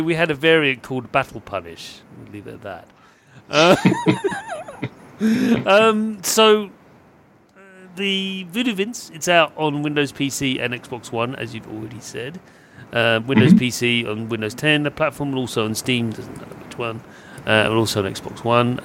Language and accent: English; United Kingdom; being British